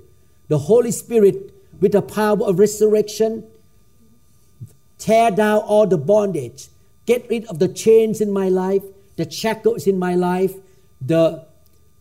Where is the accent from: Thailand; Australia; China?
Thailand; I grew up in Thailand